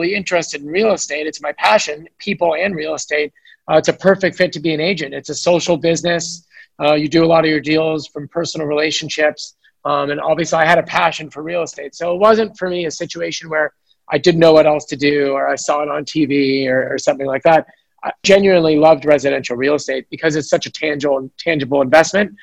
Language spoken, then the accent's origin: English; San Francisco, California, United States; born and raised in San Francisco